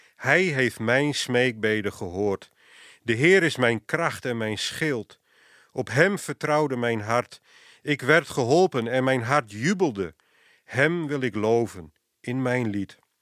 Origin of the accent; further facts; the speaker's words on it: Friesland, Netherlands; moved away; Ik kom oorspronkelijk uit Friesland